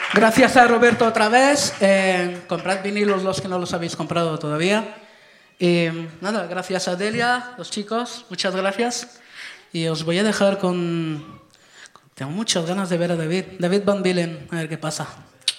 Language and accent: Spanish; France; soy francés